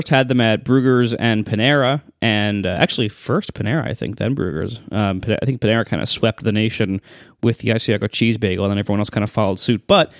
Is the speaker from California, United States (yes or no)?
no; Ohio, United States; that's what I grew up on in Ohio.